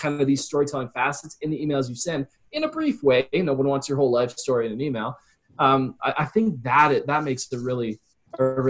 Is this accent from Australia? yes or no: no; Calgary, Alberta, Canada; I was from Calgary